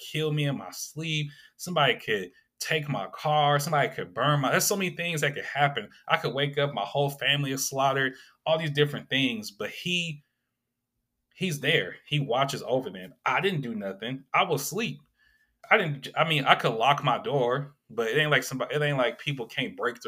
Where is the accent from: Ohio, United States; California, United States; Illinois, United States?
California, United States; Sacramento; So many good memories I have of my upbringing growing up in South Sac